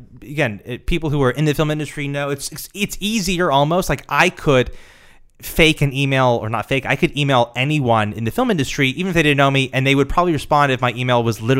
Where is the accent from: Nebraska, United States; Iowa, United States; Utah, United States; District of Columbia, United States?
Nebraska, United States; I'm from Nebraska.